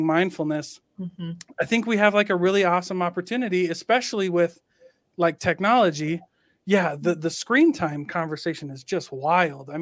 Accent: Iowa, United States; moved away as an adult; now in Salt Lake City, United States; my hometown in Iowa

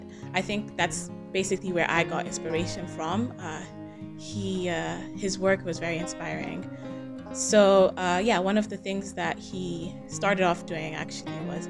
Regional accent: DR Congo; moved away as an adult; now in Guangzhou, China; I'm from Congo, DRC

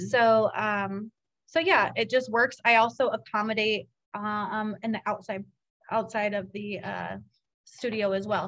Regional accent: Seattle, Washington, United States; also born or lived in Virginia; now in Cedar Rapids, United States; I'm from Seattle, which is a home of coffee land

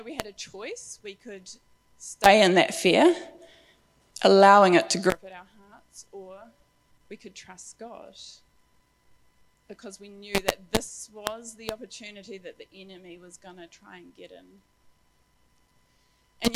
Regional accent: Wellington, New Zealand; moved away as an adult; also born or lived in Christchurch; now in Auckland, New Zealand; growing up in Wellington

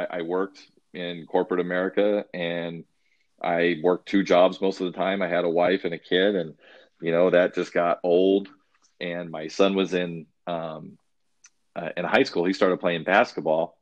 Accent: Arizona, United States; I'm from Arizona, so we went to Phoenix Greyhound Park. I was 7 years old

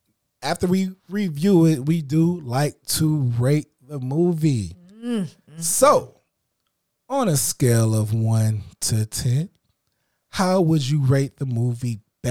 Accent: Illinois, United States; But I'm from the north. I'm from Illinois. I talk proper.

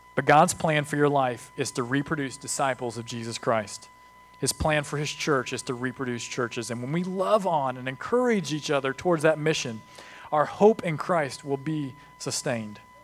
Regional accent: United States; We're American

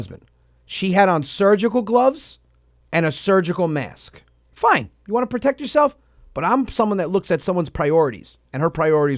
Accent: New Rochelle, New York, United States; New Rochelle. I'm from New Rochelle.

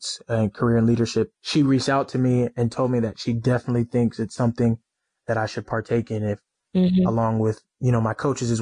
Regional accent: Texas, United States; moved away as an adult; also born or lived in Norman, Oklahoma; now in Louisville, United States; I'm from Texas. So I've been, you know, away from home for a long time

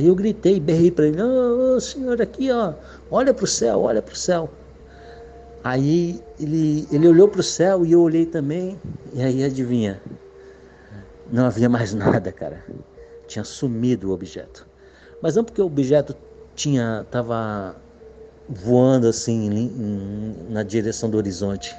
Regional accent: Guarujá, São Paulo, Brazil; eu sou de Guarujá, São Paulo

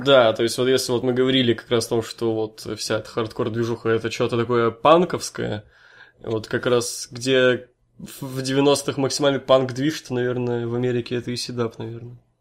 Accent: Severodvinsk, Arkhangelsk Oblast, Russia; я вообще из Северодвинска, чувак, я с севера

